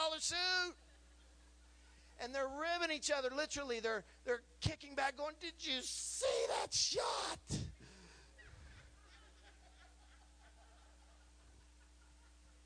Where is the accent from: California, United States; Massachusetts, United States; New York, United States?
California, United States; now in Texas, United States; I'm just a little California boy